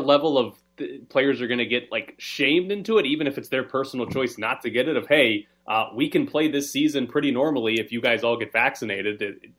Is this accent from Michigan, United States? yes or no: no; Mississippi, United States; I grew up in Mississippi